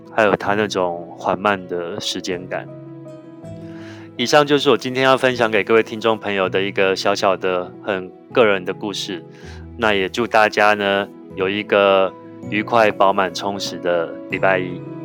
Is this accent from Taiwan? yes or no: yes; Taiwan; 我们台湾人坐拥世界上最精彩的 mountain collections